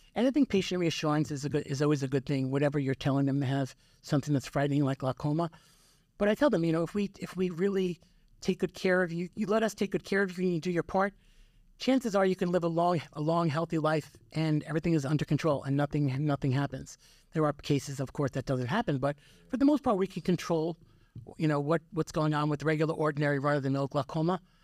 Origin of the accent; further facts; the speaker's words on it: Yonkers, New York, United States; moved away as an adult; also born or lived in Manhattan, New York; now in Elizabeth, United States; I was born and raised in, uh, Yonkers